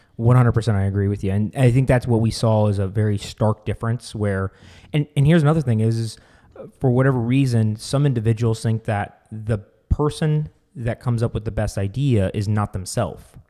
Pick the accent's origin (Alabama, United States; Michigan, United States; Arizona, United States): Arizona, United States; we are from Arizona